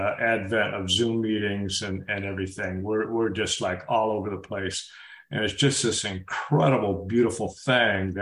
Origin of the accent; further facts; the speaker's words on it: Boca Raton, Florida, United States; moved away; a secular meeting started in my hometown back in the mid-80s